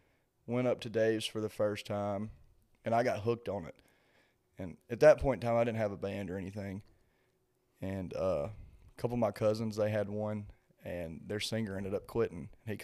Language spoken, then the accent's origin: English; central Mississippi, United States; moved away as an adult; now in Nashville, United States; I grew up in, you know, central Mississippi. Actually grew up in a town called Phoebe, Mississippi, which is really close to Starkville, Mississippi, where Mississippi State is.